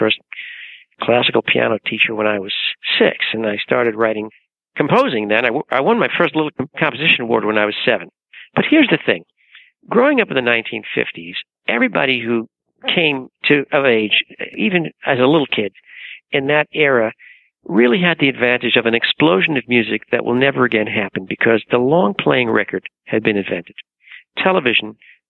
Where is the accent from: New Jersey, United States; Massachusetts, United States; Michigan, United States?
New Jersey, United States; also born or lived in Cambridge, England; now in New York, United States; I'm an American composer and lyricist from New Jersey